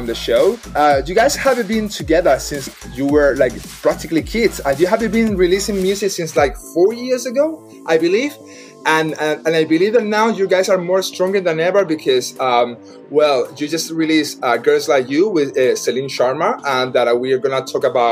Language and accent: English; Madrid, Community of Madrid, Spain; English is a second language; I'm Spanish, by the way, so I'm actually from Madrid.